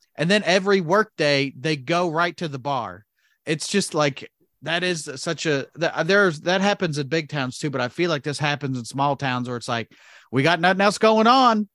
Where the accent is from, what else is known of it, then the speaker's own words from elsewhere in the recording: Indiana, United States; we're both from Indiana, live in Indiana